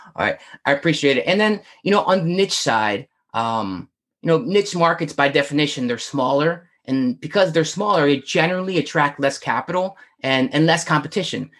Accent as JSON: {"language": "English", "region": "Northern Virginia", "country": "United States", "said": "I'm from Northern Virginia"}